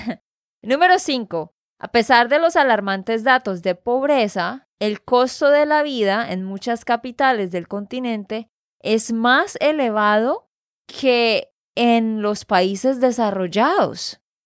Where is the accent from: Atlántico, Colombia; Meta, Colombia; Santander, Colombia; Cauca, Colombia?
Santander, Colombia; de Santander, Colombia